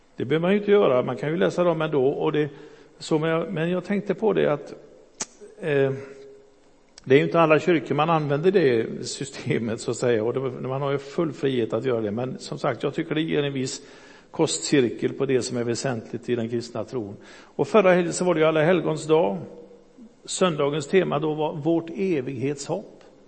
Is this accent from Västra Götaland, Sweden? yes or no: yes; Gothenburg, Västra Götaland, Sweden; also born or lived in Hisingen, Backa / Fiskebäck / Önnered; Jag är uppvuxen i Göteborg